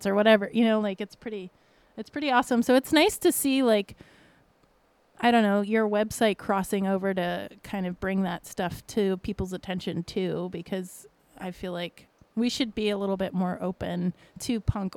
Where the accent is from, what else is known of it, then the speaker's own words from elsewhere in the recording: the South, United States; moved away; I grew up in the South